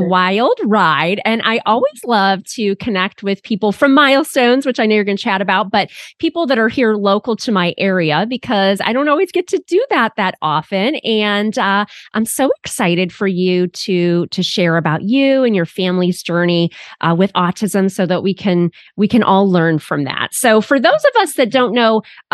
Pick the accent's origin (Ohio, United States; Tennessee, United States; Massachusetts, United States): Ohio, United States; Cleveland; my hometown